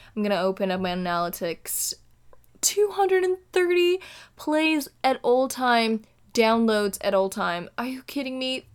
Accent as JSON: {"language": "English", "country": "Indonesia", "tie": "born or raised there", "moved": "as an adult", "lives_now": "California, United States", "said": "born and raised in Indonesia, recording for you straight from the state of California"}